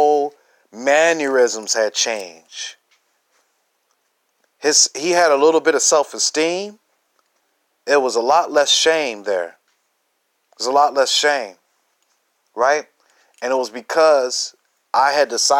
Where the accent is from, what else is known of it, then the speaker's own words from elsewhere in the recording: Chicago, Illinois, United States; I'm from Chicago on the south side. Grew up in the northwest suburbs.